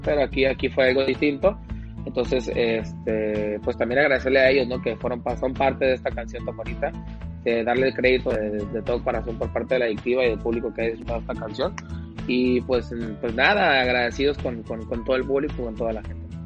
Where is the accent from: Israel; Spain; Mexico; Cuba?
Mexico; Mazatlán, Sinaloa; soy de Mazatlán, he visto lo que la adictiva ha hecho durante todos estos años